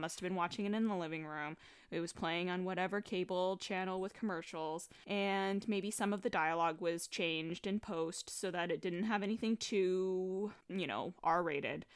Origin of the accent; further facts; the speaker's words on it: New York, United States; I'm a New Yorker